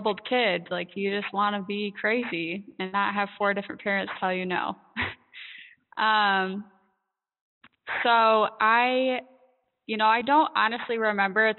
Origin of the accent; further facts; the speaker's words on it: Michigan, United States; So I grew up in Michigan. I still live here